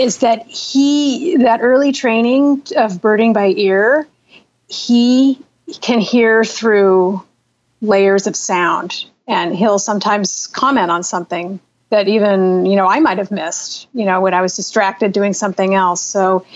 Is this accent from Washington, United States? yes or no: yes; Seattle, Washington, United States; I grew up in Seattle